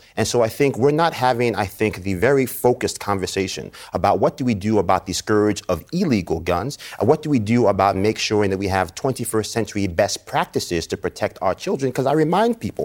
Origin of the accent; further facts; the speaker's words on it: Yonkers, New York, United States; I'm from Yonkers, New York